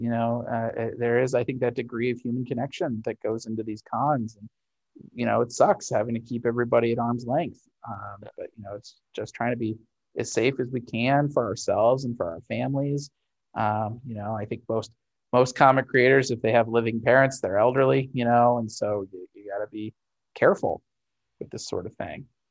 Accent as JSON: {"language": "English", "town": "St. Louis", "region": "Missouri", "country": "United States", "tie": "born or raised there", "said": "Fantasy Shop in St. Louis, my hometown store"}